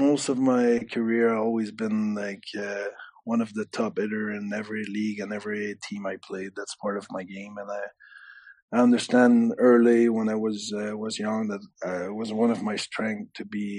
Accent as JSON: {"language": "English", "country": "Canada", "moved": "yes", "lives_now": "Belfast, United Kingdom", "said": "I'm French Canadian"}